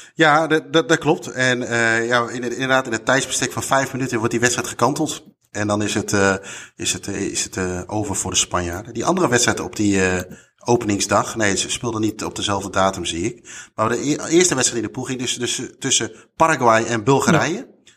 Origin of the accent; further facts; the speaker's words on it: Netherlands; wij als Nederlanders